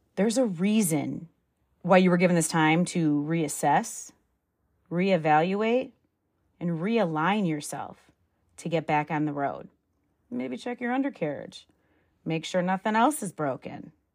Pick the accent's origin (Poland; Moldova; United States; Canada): United States; Midwest; moved away; I'm from the Midwest. I'm the damn Yankee.